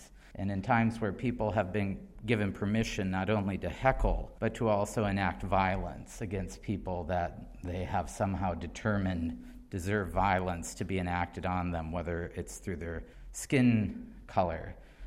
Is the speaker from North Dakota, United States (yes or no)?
yes; Center, North Dakota, United States; moved away; My hometown is where great trapeziums of buttes begin to break against the wash of sky